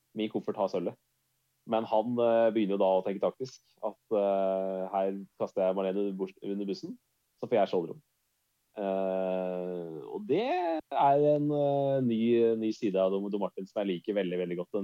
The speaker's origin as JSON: {"language": "Norwegian", "country": "Norway", "said": "jeg er fra Norge"}